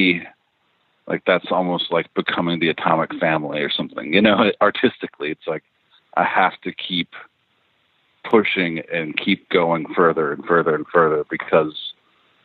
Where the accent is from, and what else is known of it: Elizabethtown, Kentucky, United States; born or raised there; also born or lived in Lexington, Kentucky / Louisville, Kentucky